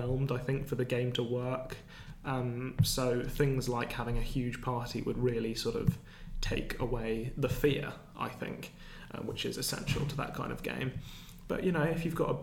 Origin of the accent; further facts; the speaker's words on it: England, United Kingdom; as English people